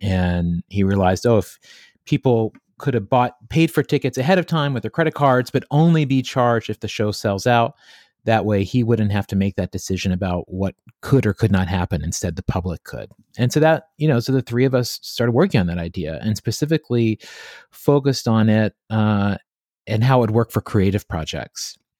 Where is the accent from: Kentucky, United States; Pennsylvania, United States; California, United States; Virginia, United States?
Virginia, United States; Clover Hollow; Well, I grew up in Southwest Virginia, a place called Clover Hollow. It's in the Appalachian Mountains. And I grew up there on a farm